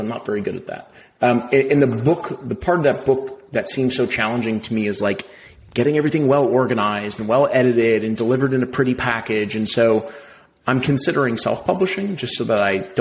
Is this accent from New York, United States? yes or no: no; Cleveland, Ohio, United States; I was born in Cleveland, Ohio to parents that were middle class who were still together